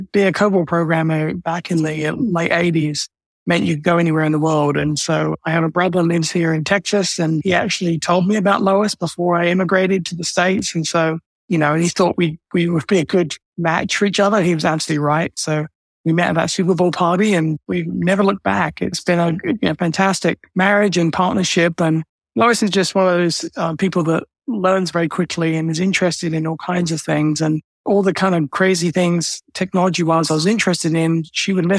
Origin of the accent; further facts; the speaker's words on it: England, United Kingdom; I grew up in the UK. So born and raised in England